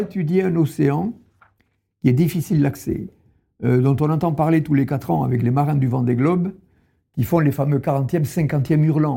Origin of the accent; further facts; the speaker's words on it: Tarn, Occitania, France; je suis né dans le Tarn, à la campagne, il y avait les champs derrière la maison.